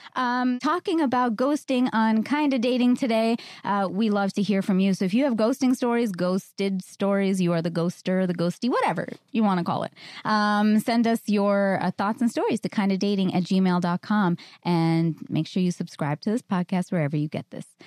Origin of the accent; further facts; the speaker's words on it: New York, United States; I'm a New Yorker